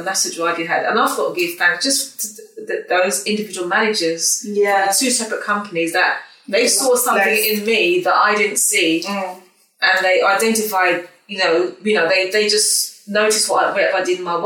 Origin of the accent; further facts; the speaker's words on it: Croydon, London, United Kingdom; also born or lived in Leeds; I was raised in Croydon, actually.